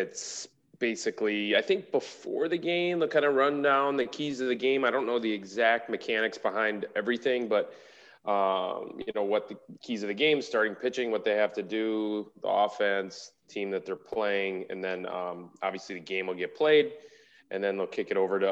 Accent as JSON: {"language": "English", "town": "Milwaukee", "region": "Wisconsin", "country": "United States", "tie": "born or raised there", "said": "my hometown team"}